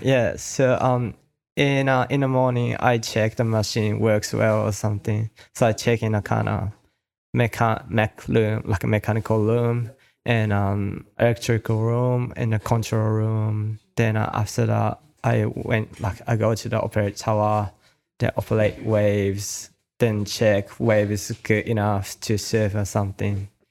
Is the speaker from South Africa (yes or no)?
no; Kanagawa, Japan; also born or lived in Australia; my hometown is called Shonan